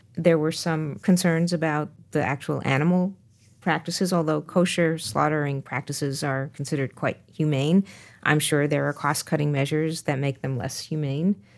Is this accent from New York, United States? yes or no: yes; New York, United States; as a New Yorker